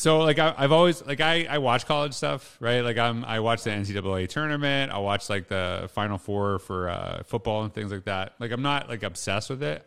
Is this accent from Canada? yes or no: yes; Humboldt, Saskatchewan, Canada; I grew up in Humboldt, Saskatchewan.